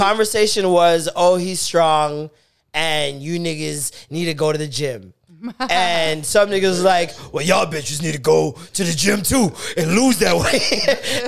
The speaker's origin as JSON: {"language": "English", "country": "Jamaica", "said": "I am Jamaican"}